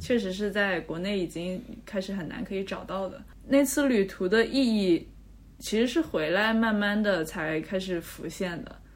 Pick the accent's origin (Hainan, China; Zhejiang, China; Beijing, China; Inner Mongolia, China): Zhejiang, China; 因为我老家是浙江那边